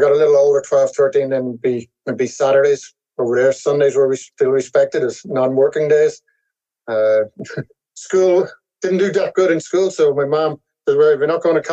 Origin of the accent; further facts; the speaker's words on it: Rush, Leinster, Ireland; moved away as an adult; now in United States; I grew up in Ireland in a little town called Rush in County Dublin.